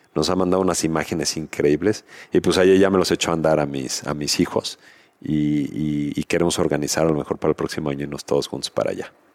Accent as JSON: {"language": "Spanish", "country": "Mexico", "said": "como mexicanos"}